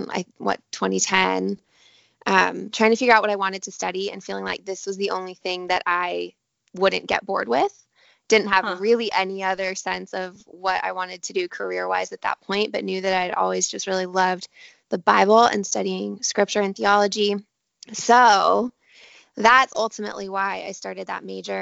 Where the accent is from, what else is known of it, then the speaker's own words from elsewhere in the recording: Denver, Colorado, United States; moved away as an adult; also born or lived in Santa Barbara, California; now in Southern California, United States; I grew up in Denver, Colorado. So I still kind of feel like that is home